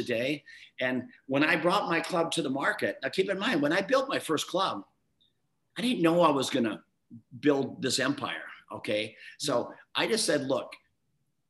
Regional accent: Midwest, United States; I grew up youngest of seven kids in a small town in the Midwest.

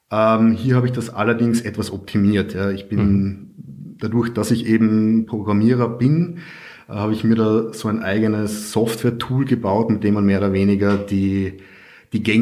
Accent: Carinthia, Austria; now in Vienna, Austria; Ich komme ursprünglich aus Kärnten, wohne aber jetzt schon seit ja, 12 oder 13 Jahren in Wien

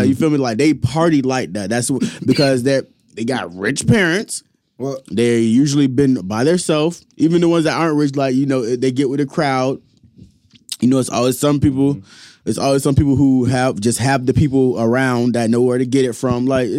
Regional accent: Naples, Florida, United States; I'm from Naples. All that shit is very much fucking normal.

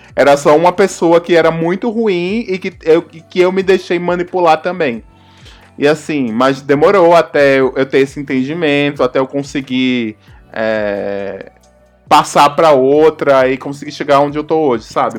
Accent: Northeast Region, Brazil; moved away; eu não sou sudestina, eu sou do Nordeste também. Então quando eu me mudei do Nordeste para cá

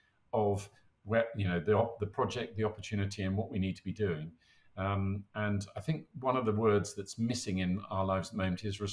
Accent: United Kingdom; We're British.

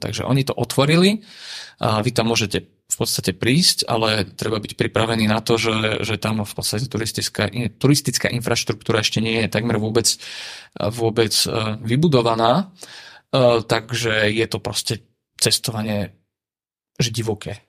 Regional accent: Slovakia; odkiaľ som. A ja som povedal, že však Slovensko

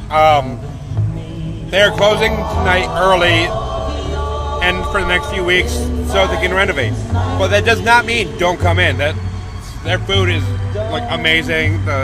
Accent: Texas, United States; Well, hi, I'm from Texas.

